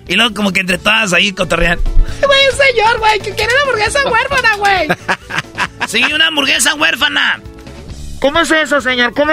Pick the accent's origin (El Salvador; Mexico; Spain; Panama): Mexico; Monterrey, Nuevo León; Yo soy de Monterrey